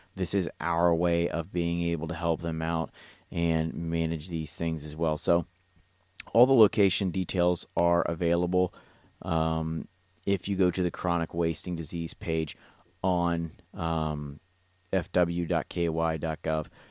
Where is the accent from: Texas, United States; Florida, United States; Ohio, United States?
Ohio, United States; now in Kentucky, United States; It's my home state. I'm a transplant here in the bluegrass